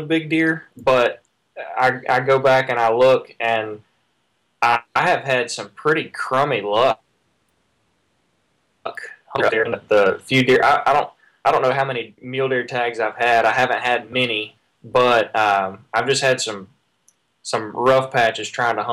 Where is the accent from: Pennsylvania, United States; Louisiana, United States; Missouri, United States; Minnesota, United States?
Louisiana, United States; I'm from Louisiana, low altitude